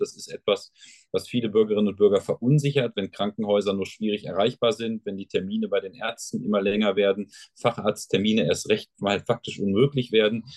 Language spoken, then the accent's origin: German; Sauerland, North Rhine-Westphalia, Germany; bei uns im Sauerland ist man entweder Dortmund oder Schalke-Fan